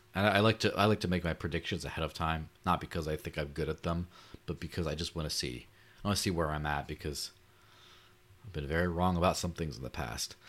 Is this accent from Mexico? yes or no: yes; Mexico; growing up in Mexico